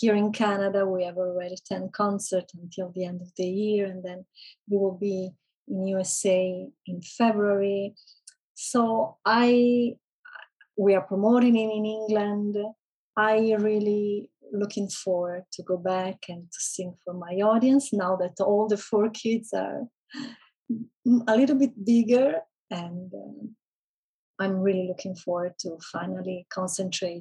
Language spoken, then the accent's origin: English; Italy; first language Italian; English is a second language; it's in Italian, so it's definitely a language where I don't have any accent. It's my mother tongue language